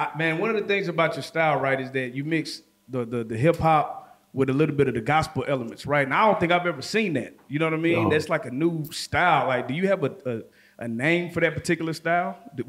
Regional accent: Dallas, Texas, United States; I'm from Dallas, been out here.

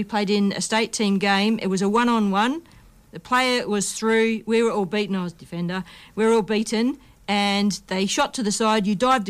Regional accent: Perth, Western Australia, Australia; Like just in my hometown, Perth.

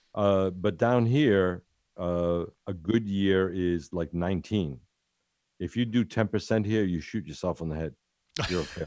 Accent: United States; moved away as an adult; now in Italy; I was born in Ital-, Italy, went to, went to America when I was seven, then came back here after fifty years

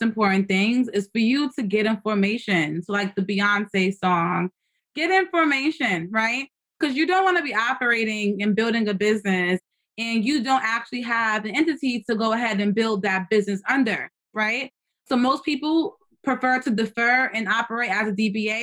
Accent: New York City, New York, United States; I'm from the Bronx

